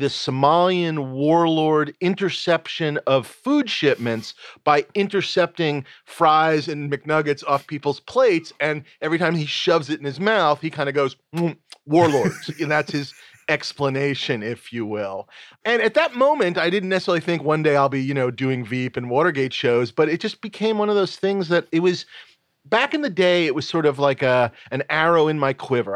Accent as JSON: {"language": "English", "town": "New York City", "region": "New York", "country": "United States", "tie": "born or raised there", "said": "I grew up in New York City."}